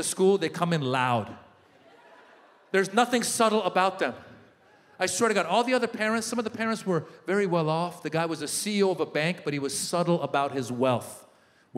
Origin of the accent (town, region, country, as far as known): Northern California, United States; born or raised there; also born or lived in Iran / Marin County